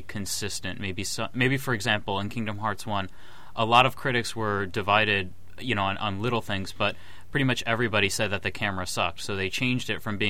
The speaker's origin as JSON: {"language": "English", "country": "United States", "said": "as an American Square Enix fan"}